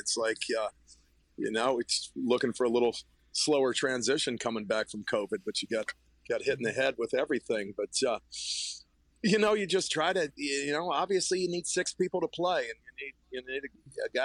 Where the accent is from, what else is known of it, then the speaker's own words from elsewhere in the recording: Zanesville, Ohio, United States; I grew up in Zanesville, Ohio